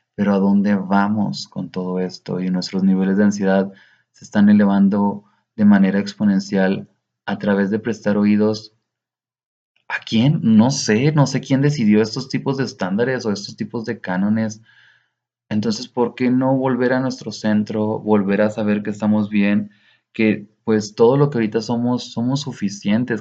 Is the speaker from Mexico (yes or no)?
yes; Cuauhtémoc, Chihuahua, Mexico; en Cuauhtémoc, de donde soy originario, una ciudad, una pequeña localidad que me vio crecer